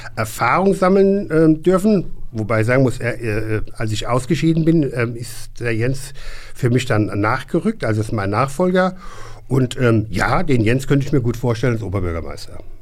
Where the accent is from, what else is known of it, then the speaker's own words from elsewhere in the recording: Hesse, Germany; als Hesse